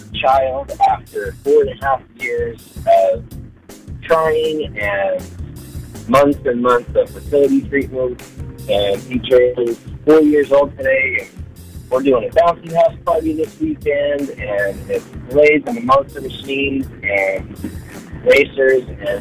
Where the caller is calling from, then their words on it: Goddard, Kansas, United States; from Goddard, Kansas.